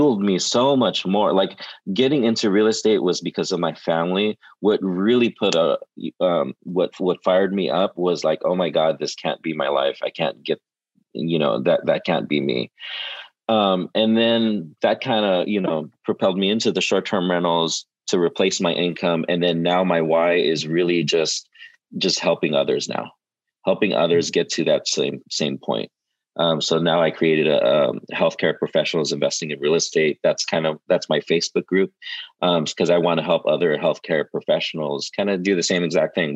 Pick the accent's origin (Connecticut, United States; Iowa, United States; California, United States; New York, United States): California, United States; Southern; I'm Asian and I'm from Southern California